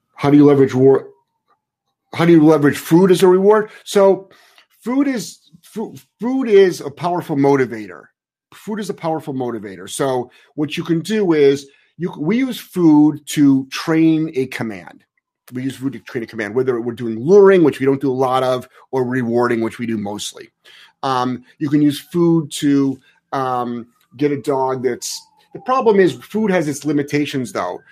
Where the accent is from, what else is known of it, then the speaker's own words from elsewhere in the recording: Cleveland, Ohio, United States; I'm from Cleveland